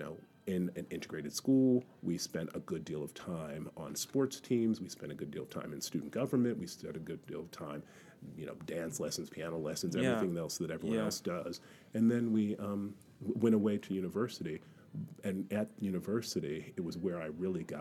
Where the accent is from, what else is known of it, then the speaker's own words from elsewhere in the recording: North Carolina, United States; also born or lived in Alabama; now in London, United Kingdom; I am from the United States and I'm from the American South. So I was born in Alabama and I grew up in North Carolina.